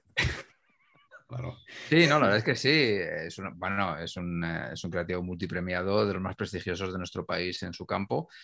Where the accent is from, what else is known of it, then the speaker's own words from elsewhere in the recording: Humanes de Madrid, Community of Madrid, Spain; Coque, restaurante de mi pueblo, de Humanes